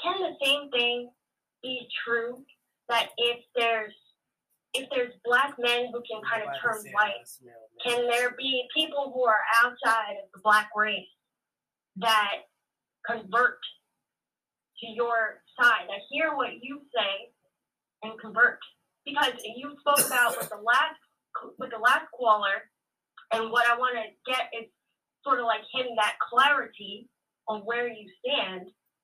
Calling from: New York, United States; from New York.

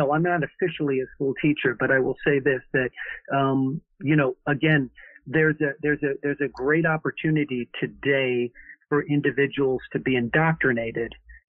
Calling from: Minnesota, United States; Yeah, I live in Minnesota.

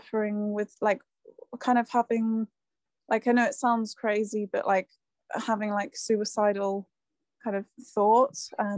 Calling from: South West England, United Kingdom

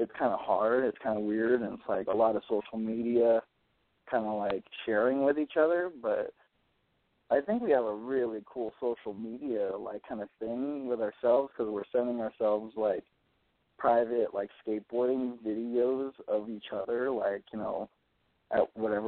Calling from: Oakland, California, United States; I'm from Oakland, California.

